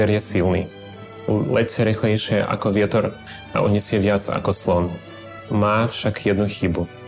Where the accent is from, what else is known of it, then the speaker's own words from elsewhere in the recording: Odesa, Odesa Oblast, Ukraine; moved away; Pochádzam z Odesy, je to juh Ukrajiny.